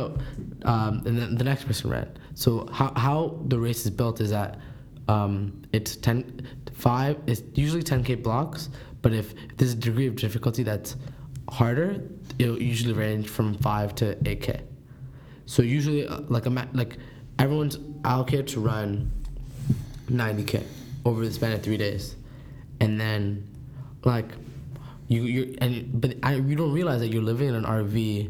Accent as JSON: {"language": "English", "town": "Toronto", "region": "Ontario", "country": "Canada", "said": "I'm from Scarborough"}